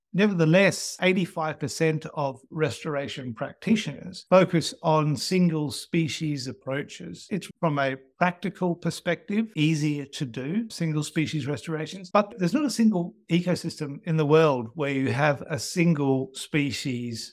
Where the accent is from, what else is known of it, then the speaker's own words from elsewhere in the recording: Australia; growing up in Australia